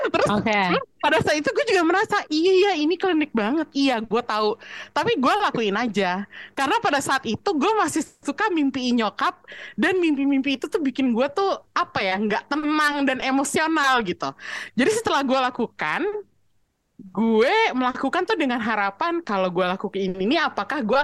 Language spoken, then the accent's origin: Indonesian; Java, Indonesia; Dan gue pun orang Jawa gitu.